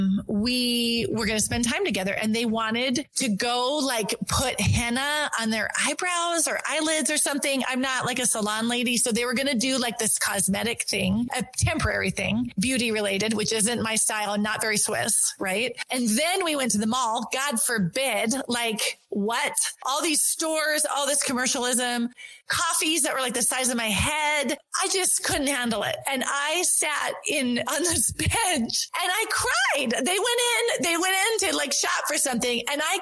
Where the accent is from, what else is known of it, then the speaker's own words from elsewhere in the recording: North Dakota, United States; also born or lived in Switzerland; I'm from North Dakota. I told my story. And at the end, people are like, you're not from North Dakota. And I'm like, yeah, I am. And they're like, no, your accent.